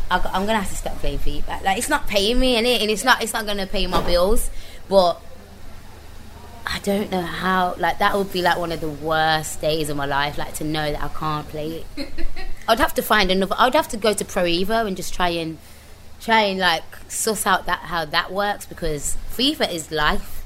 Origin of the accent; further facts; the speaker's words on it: Birmingham, West Midlands, United Kingdom; accent: strong brummy; moved away; also born or lived in London; I'm not going to make it with this strong, brummy accent